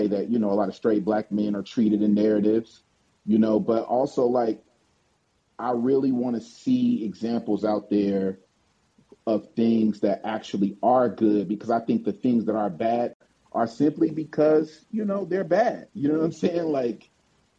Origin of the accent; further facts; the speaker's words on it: Oakland, California, United States; I'm from the town, I'm from Oakland